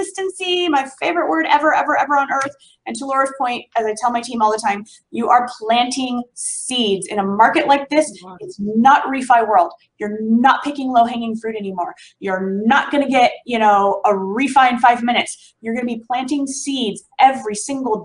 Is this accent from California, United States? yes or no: yes; Southern California outside of LA, United States; It's a part of Southern California outside of LA, very tight knit community. It's my hometown here